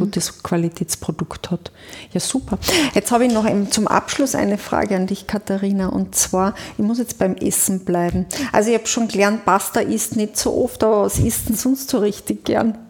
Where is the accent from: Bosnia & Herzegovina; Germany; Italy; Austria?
Austria; Carinthia; Das muss ich jetzt als Kärntnerin auch sagen